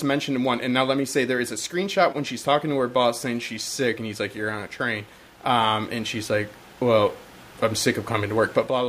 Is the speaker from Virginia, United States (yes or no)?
no; Detroit, Michigan, United States; I'm from Detroit, by the way.